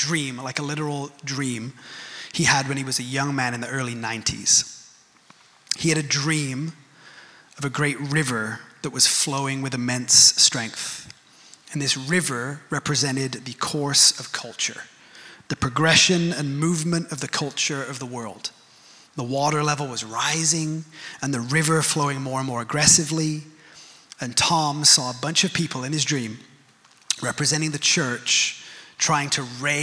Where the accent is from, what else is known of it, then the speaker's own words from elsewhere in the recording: United Kingdom; I'm British